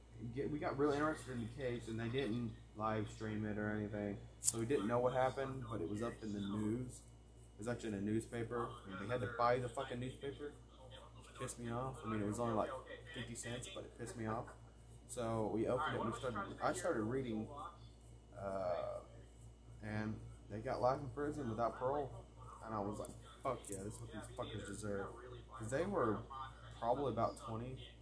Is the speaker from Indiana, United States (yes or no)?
no; Crandall, Texas, United States; I mean, I live in Crandall. That's like my hometown.